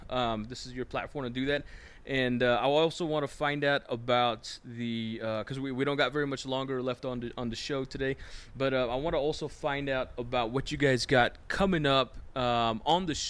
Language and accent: English; Shiprock, New Mexico, United States; I grew up basically in Shiprock, and you know, school and everything else, right? And I was born in the old PHS up there